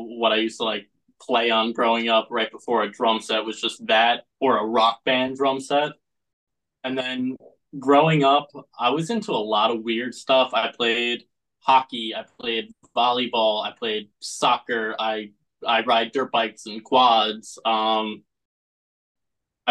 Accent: Eastern Long Island, New York, United States; I'm from Eastern Long Island, a little small town called Matterville

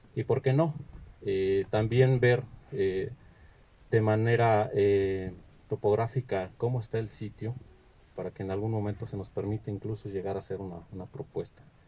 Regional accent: Michoacán, Mexico; en Michoacán también tenemos un orgullo histórico

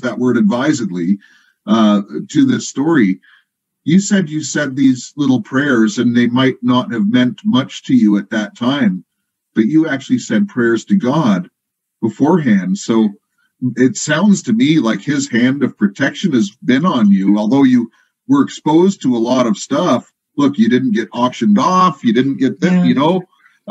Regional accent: Compton, California, United States; I grew up in Compton in the early 70s

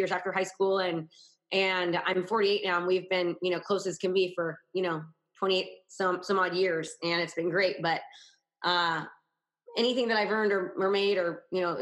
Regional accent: Northern California, United States; I grew up in Northern California, about an hour from San Francisco

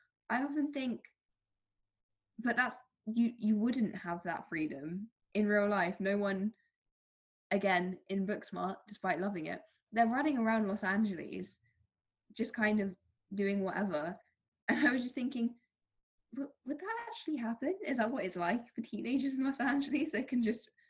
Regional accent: London, United Kingdom; I am from London

